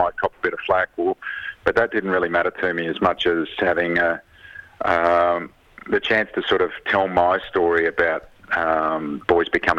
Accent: Frankston, Victoria, Australia; also born or lived in Seaford; I grew up in Frankston.

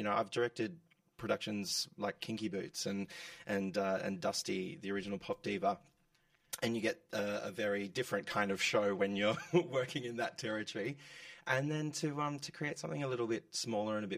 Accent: Geelong, Victoria, Australia; moved away; coming from a regional town, I'm from Geelong

